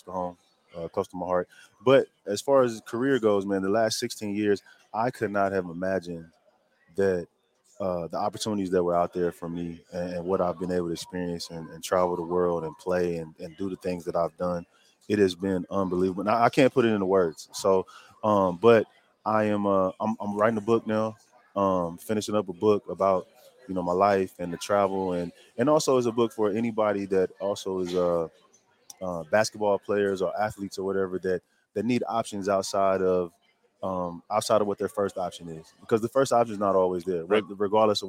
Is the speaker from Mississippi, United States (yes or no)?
no; Fort Worth, Texas, United States; moved away as an adult; also born or lived in Kansas; these guys literally come home to my hometown